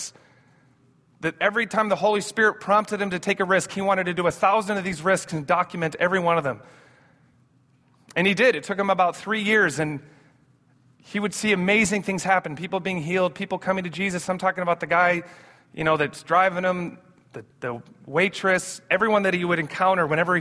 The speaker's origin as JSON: {"language": "English", "town": "Amsterdam", "region": "North Holland", "country": "Netherlands", "tie": "born or raised there", "said": "We grew up in Amsterdam, my brother"}